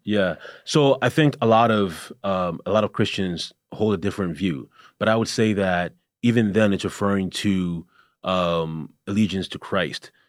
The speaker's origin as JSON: {"language": "English", "country": "Canada", "moved": "yes", "said": "I'm originally from Canada"}